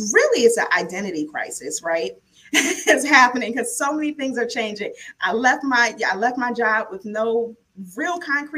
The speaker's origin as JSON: {"language": "English", "town": "New York City", "region": "New York", "country": "United States", "tie": "born or raised there", "also_born_or_lived": "Pennsylvania / Maryland", "moved": "as an adult", "said": "born and raised in the South Bronx, went to Lincoln University, the first HBCU, moved to Maryland to go to law school"}